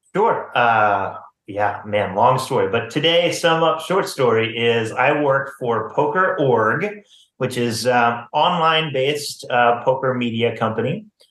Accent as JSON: {"language": "English", "region": "Missouri", "country": "United States", "tie": "born or raised there", "said": "I grew up in Missouri."}